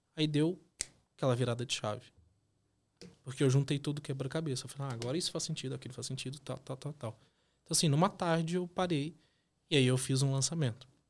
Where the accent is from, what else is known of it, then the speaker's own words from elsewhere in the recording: northern Minas Gerais, Brazil; moved away as an adult; also born or lived in Londrina, Paraná; now in Curitiba, Brazil; vim lá do norte de Minas Gerais para poder estudar em Londrina, norte do Paraná, fazer a faculdade